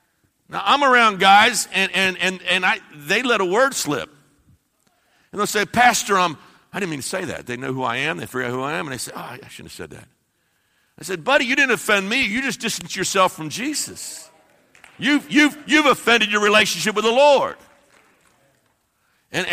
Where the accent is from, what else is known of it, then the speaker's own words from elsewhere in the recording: Ohio, United States; I'm from the Midwest. We have no accent. We're just right smack in the middle. There's no accent from Ohio whatsoever, I'm sure.